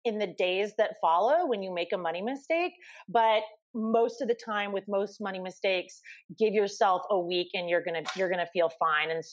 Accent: Portland, Oregon, United States; moved away as an adult; also born or lived in San Francisco, California; now in New York City, United States; I moved from Portland, Oregon, which is where I'm from.

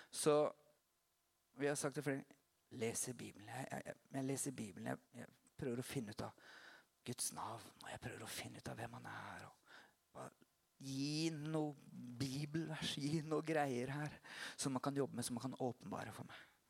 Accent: Porsgrunn, Telemark, Norway; also born or lived in Notodden; se på meg som en porsgrunnsgutt

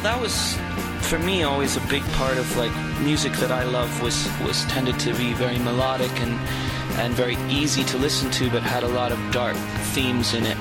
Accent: Toronto, Ontario, Canada; moved away as an adult; also born or lived in New York; we grew up together and we played music in school together and we grew up in Toronto

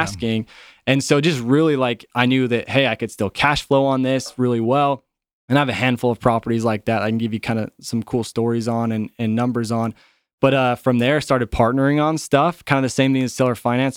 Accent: Utah, United States; I grew up in Utah

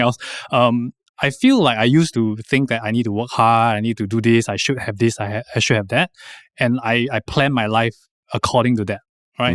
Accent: Singapore; moved away as an adult; also born or lived in Taiwan; we are really quite in a bubble here

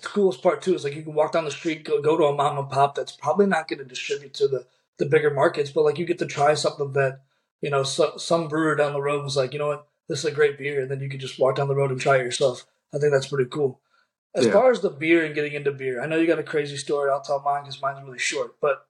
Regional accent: St. Louis, Missouri, United States; also born or lived in Kansas City; I'm from St. Louis, Missouri, born and raised, and I left for 2 years, went to Kansas City, explored around.

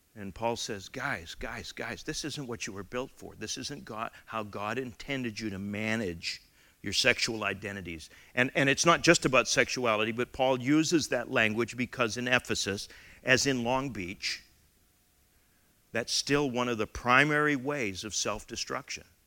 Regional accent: Canada; as a Canadian member of the Commonwealth

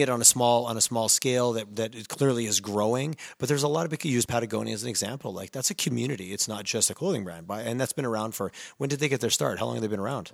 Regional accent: Montreal, Quebec, Canada; now in Calgary, Canada; I grew up in Montreal

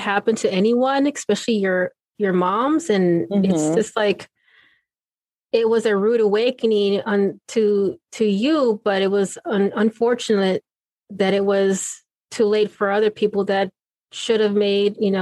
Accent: Okinawa, Japan; now in United States; I was born in Okinawa

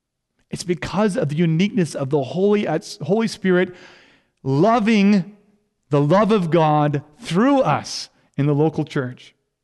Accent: India; first language Hindi; English is a second language; Bible translators and missionaries did not merely give me my mother tongue, Hindi.

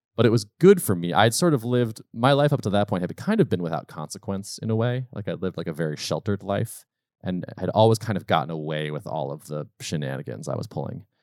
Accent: Western Massachusetts, United States; also born or lived in Colorado / North Carolina; I was born in Western Mass, lived there for a while, and moved to Colorado and North Carolina for sort of three or four year stints as I was when I was much younger, but mostly Massachusetts

